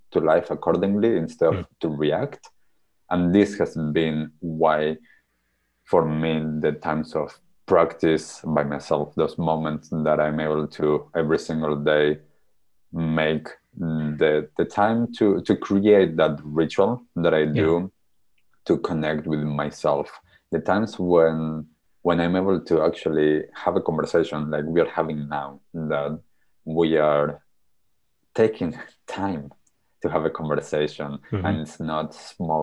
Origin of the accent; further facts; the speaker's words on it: Argentina; moved away; when I was young, growing up in Argentina.